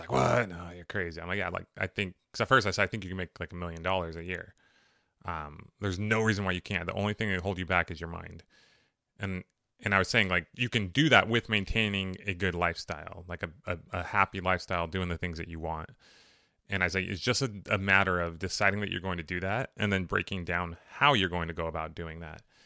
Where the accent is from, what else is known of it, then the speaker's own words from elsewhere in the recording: Riverside, California, United States; I grew up in Riverside, which was a great place to grow up